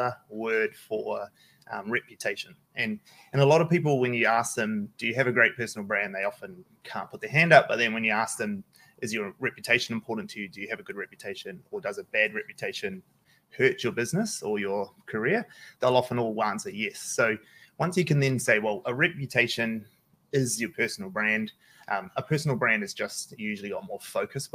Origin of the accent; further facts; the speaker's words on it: Auckland, New Zealand; I grew up in Manadua. I grew up South Auckland.